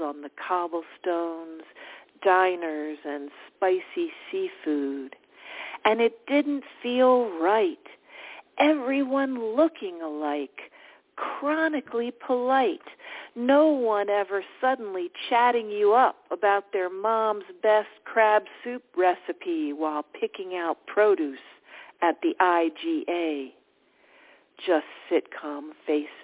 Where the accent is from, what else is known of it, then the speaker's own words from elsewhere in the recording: Baltimore, Maryland, United States; moved away as an adult; also born or lived in Nebraska; I'm from Baltimore. I grew up in the Mid-Atlantic